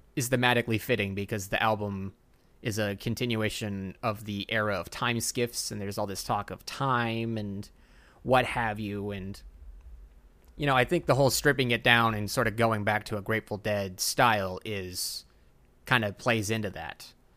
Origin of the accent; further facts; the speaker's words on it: Texas, United States; I'm Texan